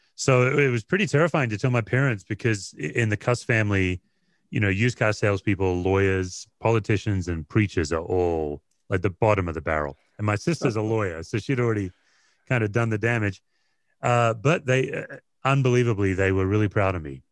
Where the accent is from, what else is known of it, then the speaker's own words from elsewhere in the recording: Australia; moved away as an adult; also born or lived in Tennessee, United States; now in United States; I went from beach culture, Australia, windsurfing, body surfing to Appalachian